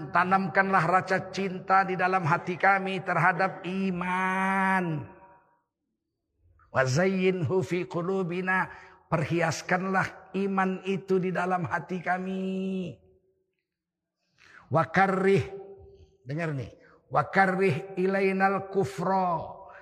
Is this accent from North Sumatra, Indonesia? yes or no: yes; Tanjung Sari, North Sumatra, Indonesia; Pertama kali NU berdiri di Sumatera Utara di kampung saya di Setiabudi Tanjung Sari.